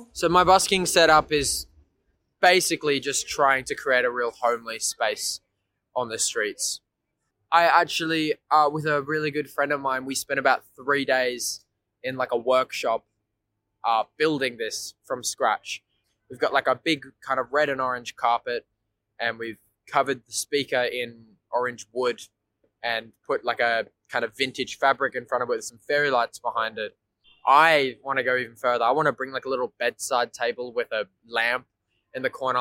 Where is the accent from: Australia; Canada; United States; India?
Australia; Port Macquarie, New South Wales; moved away as an adult; now in Melbourne, Australia; I'm from a small regional town in New South Wales, uh, Port Macquarie